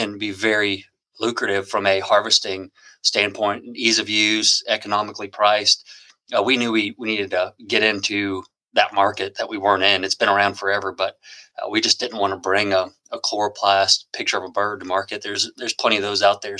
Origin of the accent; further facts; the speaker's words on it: South Louisiana, United States; I've been chasing specs a long time growing up in South Louisiana